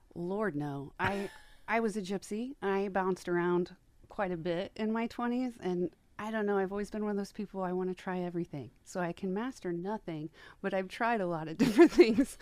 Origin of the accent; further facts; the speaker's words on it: Wabash, Indiana, United States; now in Fort Wayne, United States; I grew up in Wabash, Indiana